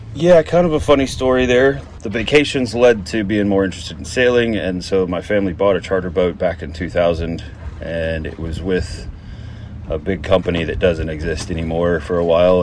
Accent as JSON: {"language": "English", "town": "Fort Worth", "region": "Texas", "country": "United States", "tie": "born or raised there", "moved": "as an adult", "lives_now": "British Virgin Islands", "said": "I grew up in Texas in Fort Worth"}